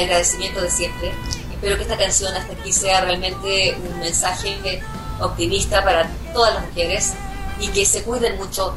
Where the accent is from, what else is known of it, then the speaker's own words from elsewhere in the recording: Chile; en mi país